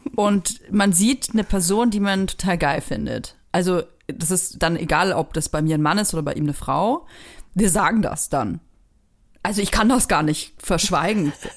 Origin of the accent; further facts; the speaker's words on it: Franconia, Bavaria, Germany; moved away; ich komme ja aus Franken